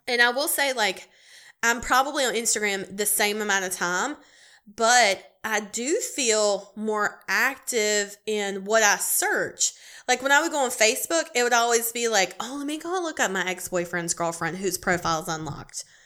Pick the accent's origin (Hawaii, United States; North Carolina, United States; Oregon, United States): North Carolina, United States; Charlotte area; I'm on an event planning committee here in my hometown